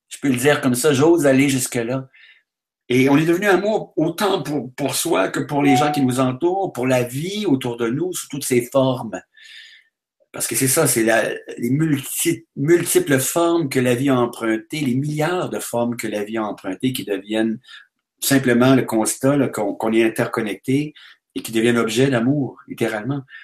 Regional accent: Quebec, Canada; Si je vais en France, on me demande d'où je Avec mon accent, tout ça, bon, on me dit, vous venez du Québec

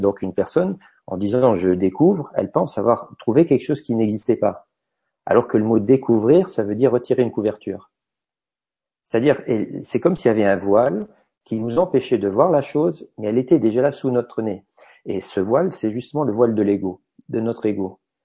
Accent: Luxembourg; en tant que luxembourgeois

